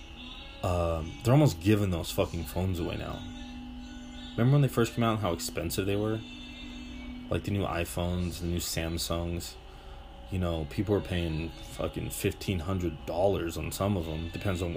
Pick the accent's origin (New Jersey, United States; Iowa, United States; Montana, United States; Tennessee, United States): Montana, United States; Butte; now in Colorado, United States; I'm from Butte, Montana.